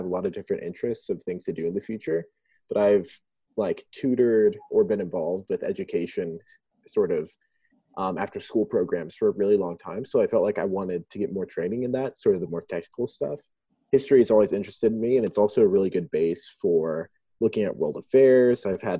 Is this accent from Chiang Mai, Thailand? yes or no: yes; Chiang Mai, Thailand; moved away as an adult; I am from the States, but I was born and raised in Thailand. I was born in a little town called Chiang Mai and spent my life all overseas until Baylor.